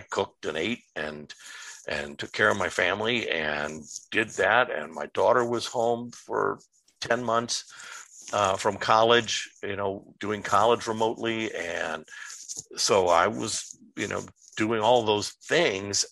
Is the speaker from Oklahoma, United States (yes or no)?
no; Los Angeles, California, United States; moved away as an adult; also born or lived in Chicago / upstate New York; now in New York, United States; I was born and raised in Southern California. I'm a, uh, a uh, Los Angelino, um, growing up and uh, love my home city